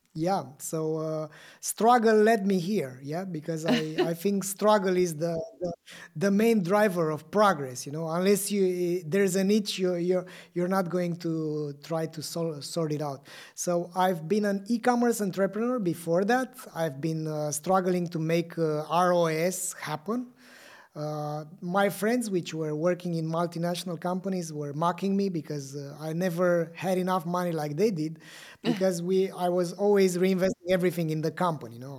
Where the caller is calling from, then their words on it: Bucharest, Romania; I'm calling you from Bucharest, uh, Romania